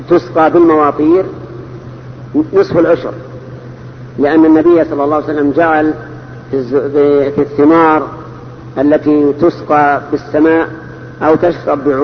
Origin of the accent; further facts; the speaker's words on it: Morocco; ليس من اهل المدينه انا من المغرب